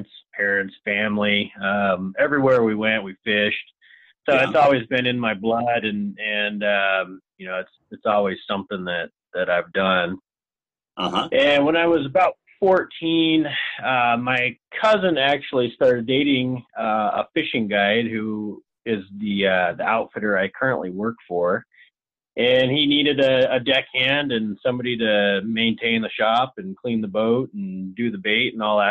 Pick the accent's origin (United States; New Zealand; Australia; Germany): United States; Lewiston, Idaho; I grew up in Lewiston, Idaho.